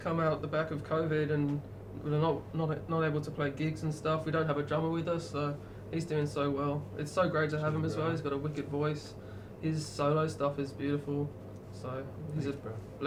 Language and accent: English; England, United Kingdom; now in Australia; I'm from England as well.